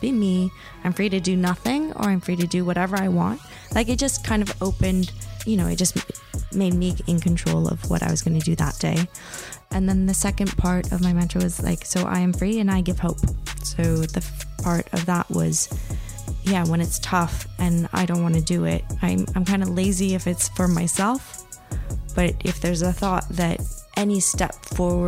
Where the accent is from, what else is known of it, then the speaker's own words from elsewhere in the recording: Los Angeles, California, United States; I was born and raised in Los Angeles, California